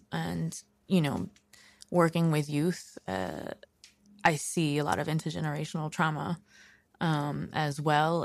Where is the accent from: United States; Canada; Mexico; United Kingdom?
United States; New York City, New York; also born or lived in Brooklyn; I grew up in Queens